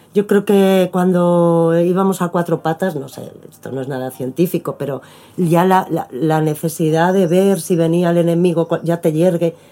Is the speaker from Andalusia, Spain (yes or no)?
no; Madrid, Community of Madrid, Spain; moved away as an adult; also born or lived in Buenos Aires, Argentina; now in Argentina; yo me crié en Madrid